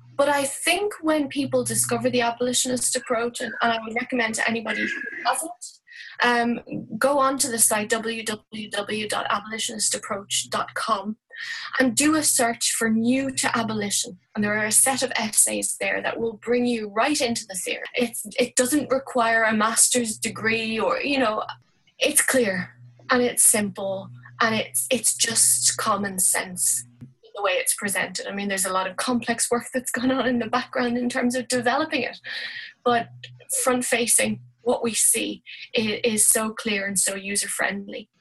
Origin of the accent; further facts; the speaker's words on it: Dublin, Leinster, Ireland; moved away as an adult; now in Galway, Ireland; i am Irish and I've been living in Ireland all my life. Dublin originally, but I've been living in Galway for about 12 years.